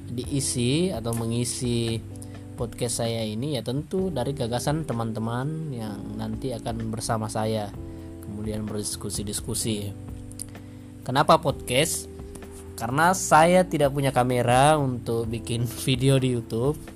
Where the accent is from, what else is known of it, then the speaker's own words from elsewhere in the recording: Makassar, South Sulawesi, Indonesia; Salam kenal … Saya dari Makassar dan podcast ini adalah podcast yang saya buat